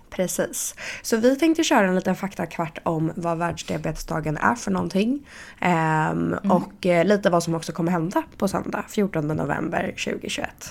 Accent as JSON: {"language": "Swedish", "town": "Stockholm", "region": "Stockholm County", "country": "Sweden", "moved": "yes", "lives_now": "Paris, France", "said": "hemma i Stockholm"}